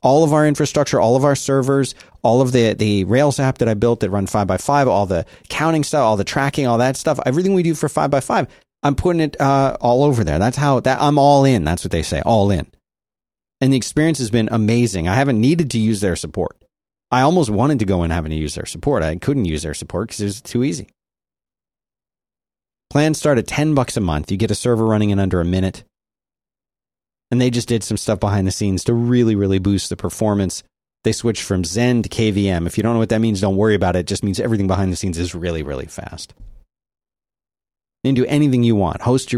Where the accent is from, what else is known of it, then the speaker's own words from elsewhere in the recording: Rome, Lazio, Italy; born there; No, this is like, I was born in Rome. Italy.